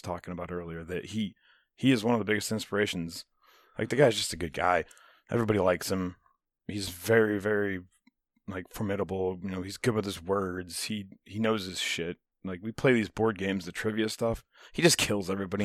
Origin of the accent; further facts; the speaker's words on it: United States; I love being American.